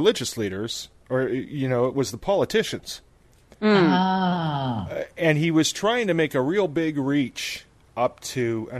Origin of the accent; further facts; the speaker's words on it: Ottawa, Ontario, Canada; I grew up in Ottawa